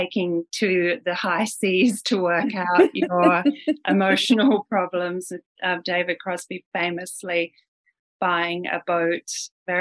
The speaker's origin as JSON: {"language": "English", "country": "Australia", "tie": "born or raised there", "moved": "yes", "lives_now": "Los Angeles, United States", "said": "I grew up in Australia"}